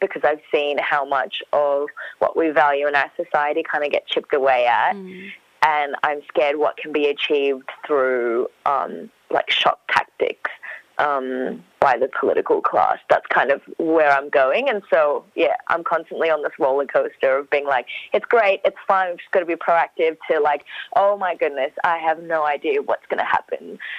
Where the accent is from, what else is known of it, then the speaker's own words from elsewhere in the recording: Iraq; I'm a refugee from Iraq.